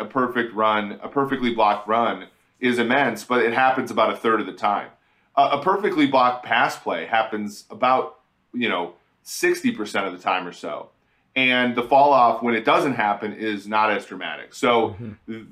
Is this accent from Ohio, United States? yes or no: no; Minnesota, United States; when I was young and I, I was growing up in Minnesota